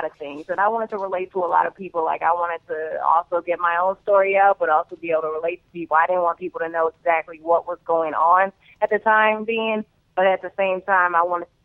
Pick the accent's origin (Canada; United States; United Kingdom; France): United States; Evanston, Illinois; also born or lived in Chicago, Illinois; I grew up there for, like, 3, 4, 5 years, and then I moved to Evanston